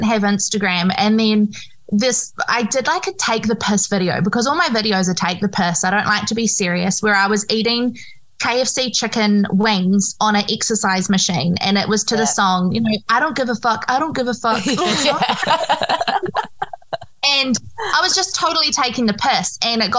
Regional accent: Christchurch, Canterbury, New Zealand; I'm from Christchurch, New Zealand.

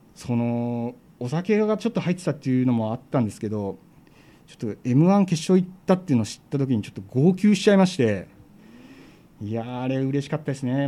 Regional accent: Kansai, Japan; 地元が関西なんで

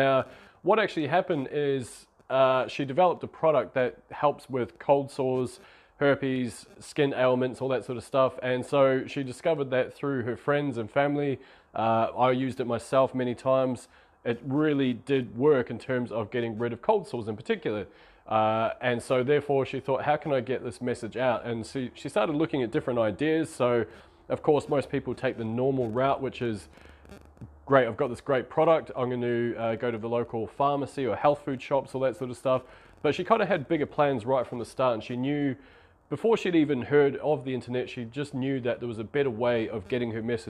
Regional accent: New Zealand; now in Australia; this is small town New Zealand. I'm from New Zealand, I live in Australia at the moment.

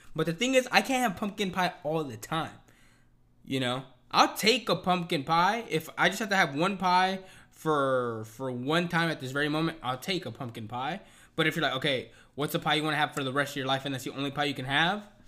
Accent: United States; I'm American

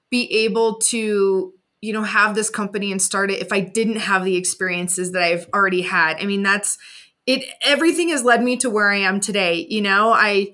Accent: Indiana, United States; moved away; went back home to my hometown in Indiana

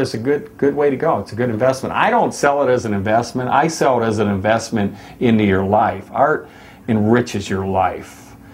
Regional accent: Michigan, United States; moved away as an adult; also born or lived in Florida; now in Laguna Beach, United States; when I was a kid growing up in Michigan

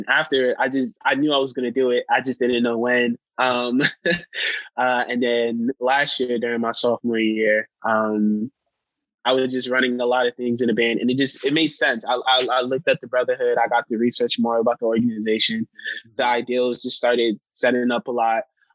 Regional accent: New York, United States; moved away; I come from New York

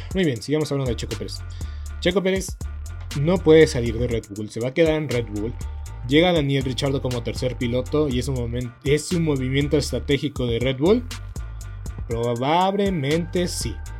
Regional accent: Mexico; somos mexicanos

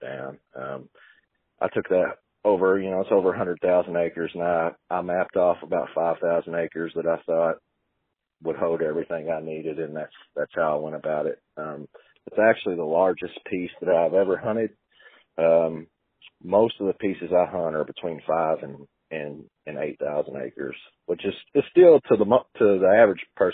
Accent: Western Kentucky, United States; I'm from Western Kentucky

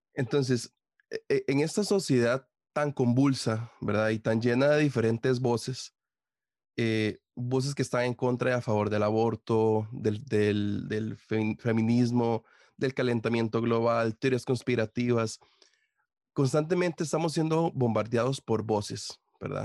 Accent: Costa Rica; como decimos aquí en Costa Rica

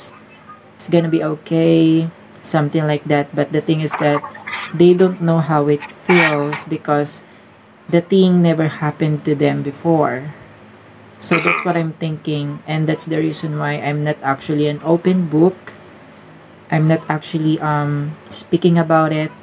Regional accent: Philippines; I'm from Philippines

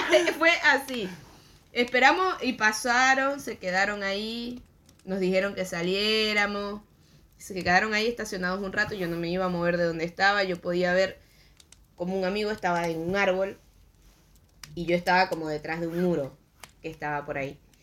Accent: Venezuela; que sea venezolano

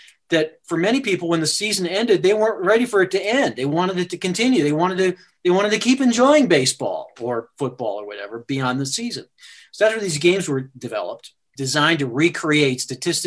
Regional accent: Sparta, Wisconsin, United States; moved away; also born or lived in Davenport, Iowa; my hometown is Sparta, Wisconsin, is where I grew up, and very small town

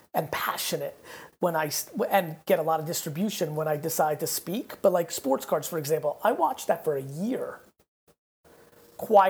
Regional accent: Babruysk, Mogilev Region, Belarus; moved away; I was born in Babrusk, which is about 30 minutes outside of it.

